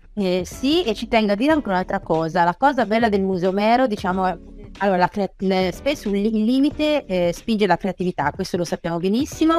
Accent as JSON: {"language": "Italian", "town": "Ancona", "region": "Marche", "country": "Italy", "said": "io sono di Ancona, sono marchigiana"}